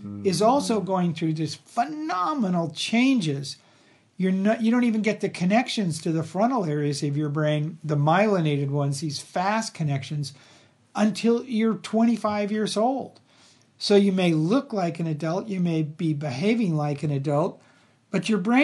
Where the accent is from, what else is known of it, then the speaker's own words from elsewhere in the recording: Los Angeles, California, United States; I grew up in Los Angeles